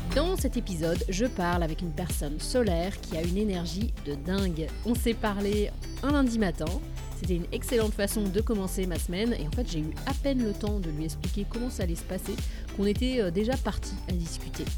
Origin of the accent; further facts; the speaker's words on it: France; moved away as an adult; now in Boston, United States; je suis française, je vis aux États-Unis, à Boston, depuis un peu plus de 10 ans